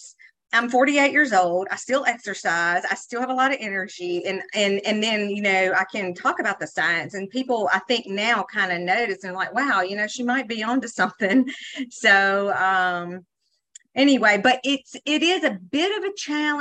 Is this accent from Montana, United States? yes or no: no; Mississippi Delta, United States; I'm not only from Mississippi. I grew up in the most unhealthy part of the state of Mississippi